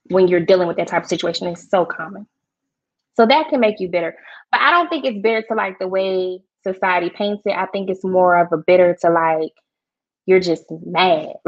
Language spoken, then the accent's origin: English; Georgia, United States; I'm not from Kentucky. So mm-hmm. Yeah, I'm a Georgia peach